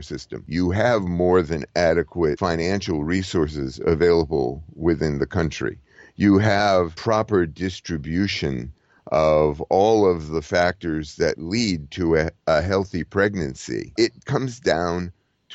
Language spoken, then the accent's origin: English; United States; I'm an American